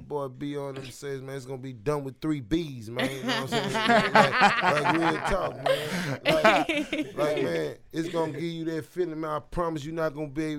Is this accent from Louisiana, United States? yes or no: yes; Alexandria, Louisiana, United States; I'm from the Sonya Quarters, baby.